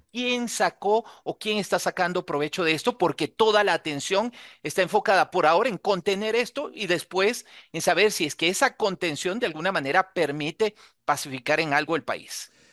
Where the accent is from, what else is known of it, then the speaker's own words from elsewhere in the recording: Ecuador; also born or lived in Quito; Por el norte somos vecinos de Colombia, por el sur de Perú